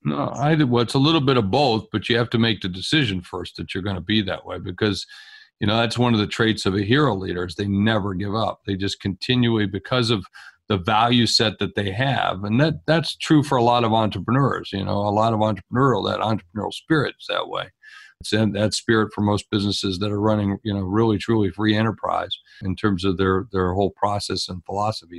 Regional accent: South Dakota, United States; I'm from South Dakota, and for a long time I've operated inside the borders of South Dakota

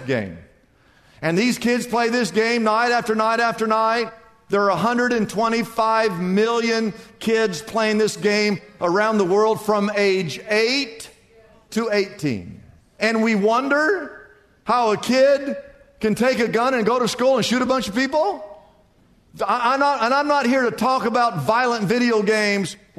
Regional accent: United States; I grew up in the United States of America

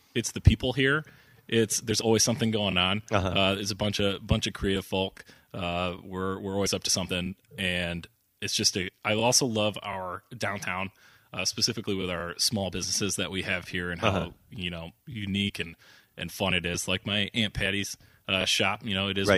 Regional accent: Saugatuck, Michigan, United States; also born or lived in Ann Arbor, Michigan; I'm from right here

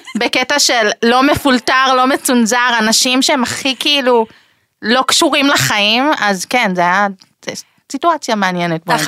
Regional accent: Israel; בגלל שנולדתי בארץ, קיבלתי את הזכות להישאר כאן

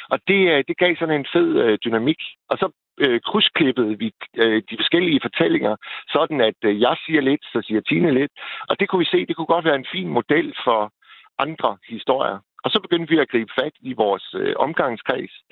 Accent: Vendsyssel, North Denmark Region, Denmark

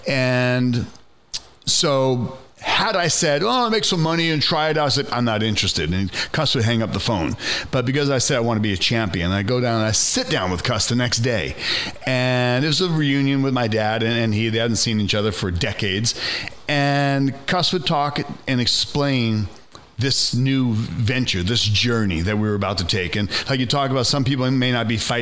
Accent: New York, United States; moved away; also born or lived in Stockton, California; I was born in New York, but I was living in Stockton

